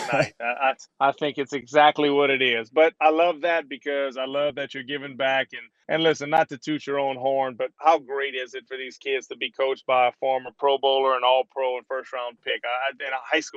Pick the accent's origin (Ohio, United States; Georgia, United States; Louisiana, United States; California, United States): Louisiana, United States; Cajun; accent: Cajun; I know I still have my Cajun accent